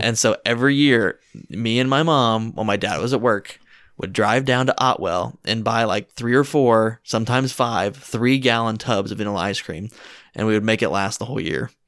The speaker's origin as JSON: {"language": "English", "town": "Washington", "region": "Indiana", "country": "United States", "tie": "born or raised there", "said": "I grew up in Washington, Indiana, which isn't as small as you would think"}